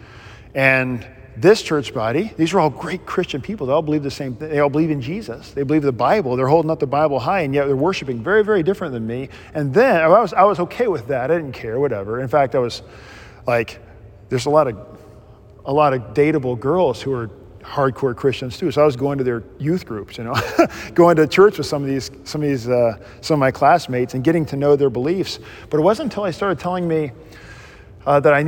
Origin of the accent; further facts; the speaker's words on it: Mississippi, United States; moved away; I grew up in the Southern Baptist world in Mississippi